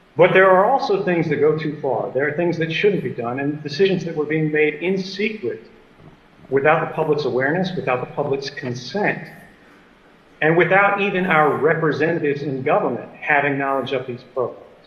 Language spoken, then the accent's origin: English; United States; I'm an American and I'm a citizen